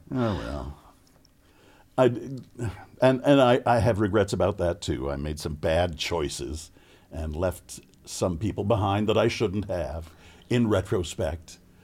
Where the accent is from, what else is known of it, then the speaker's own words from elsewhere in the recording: Chicago, Illinois, United States; moved away; also born or lived in California; I grew up in Chicago